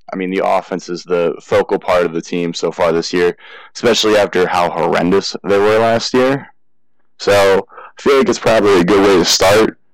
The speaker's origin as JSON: {"language": "English", "region": "Pennsylvania", "country": "United States", "said": "I am from Pennsylvania"}